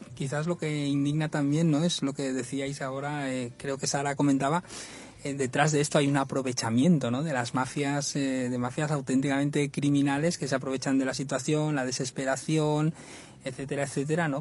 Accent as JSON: {"language": "Spanish", "town": "Badalona", "region": "Catalonia", "country": "Spain", "said": "mi tierra, en Badalona"}